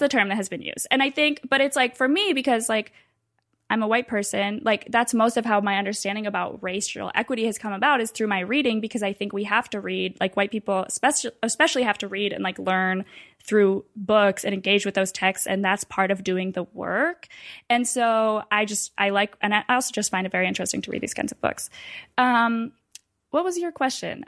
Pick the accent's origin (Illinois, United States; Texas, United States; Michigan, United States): Michigan, United States; Ann Arbor; moved away as an adult; now in Washington, D.C., United States; I'm from Michigan originally. I had lived in Ann Arbor my whole life